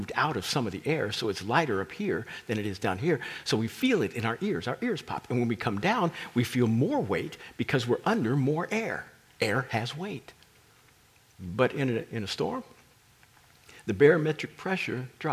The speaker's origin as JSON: {"language": "English", "region": "Kansas", "country": "United States", "tie": "born or raised there", "said": "I grew up in Kansas, that's Tornado Alley"}